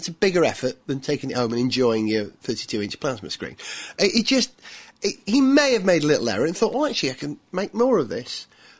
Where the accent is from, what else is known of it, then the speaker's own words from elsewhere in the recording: Wales, United Kingdom; as a Welshman